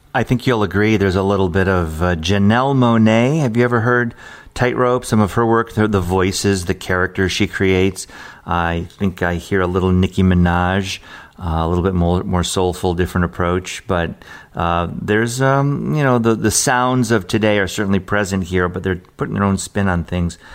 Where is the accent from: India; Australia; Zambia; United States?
United States; Detroit, Michigan; I grew up in Detroit area, we listen to WJLB